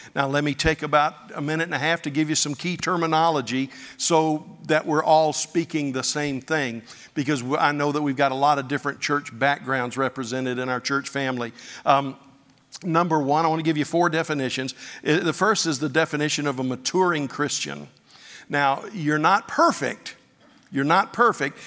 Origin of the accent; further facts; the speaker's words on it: Pensacola Beach, Florida, United States; I grew up on Pensacola Beach